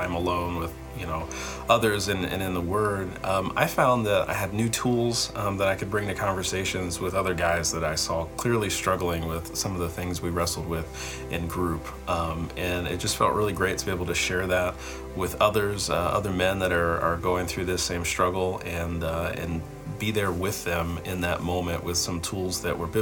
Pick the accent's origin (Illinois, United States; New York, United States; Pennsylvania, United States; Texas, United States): Pennsylvania, United States; born or raised there; moved away as an adult